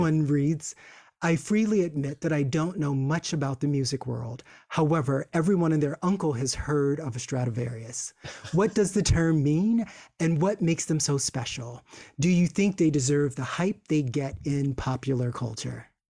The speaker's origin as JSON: {"language": "English", "region": "Virginia", "country": "United States", "said": "I'm from Virginia, which is hop, skip, and a jump away"}